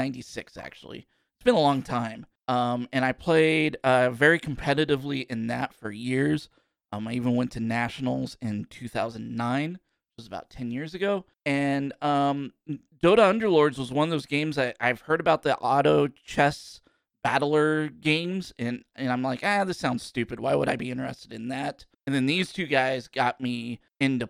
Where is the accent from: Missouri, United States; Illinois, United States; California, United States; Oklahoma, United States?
Missouri, United States; Kansas City; I'm from Kansas City.